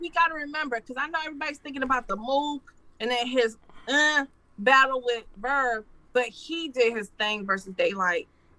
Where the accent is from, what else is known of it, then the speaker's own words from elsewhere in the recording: Detroit, Michigan, United States; I'm from Detroit, so I'm used to seeing men dressed like that with the hat